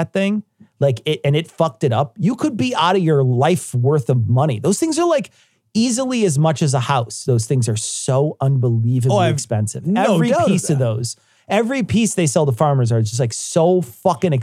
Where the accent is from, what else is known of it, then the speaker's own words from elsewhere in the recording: United States; I'm American.